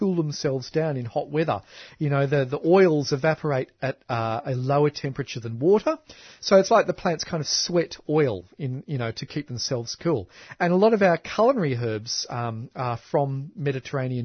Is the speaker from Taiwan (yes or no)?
no; Canberra, Australian Capital Territory, Australia; I grew up in Canberra.